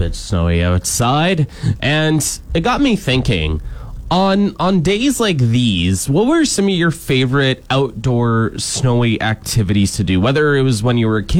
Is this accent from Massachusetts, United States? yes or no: yes; Chicopee, Massachusetts, United States; Shout out to Chicopee Tube Park back in my hometown.